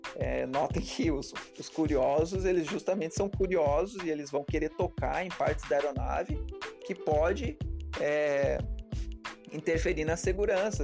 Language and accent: Portuguese; Serra Catarinense, Santa Catarina, Brazil; eu sou da Serra Catarinense